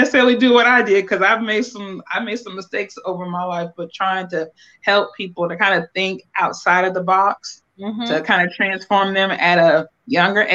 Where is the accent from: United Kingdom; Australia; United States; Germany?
United States; Akron, Ohio; moved away as an adult; now in North Carolina, United States; I am from Akron, Ohio, born and raised